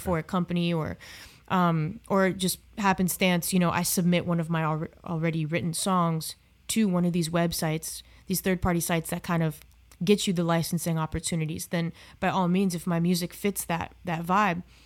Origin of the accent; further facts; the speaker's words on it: South Florida, United States; in South Florida where I, I grew up.